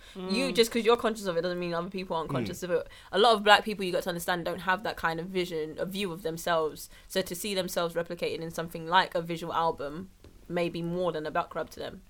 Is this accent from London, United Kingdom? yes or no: yes; London, United Kingdom; We're from London.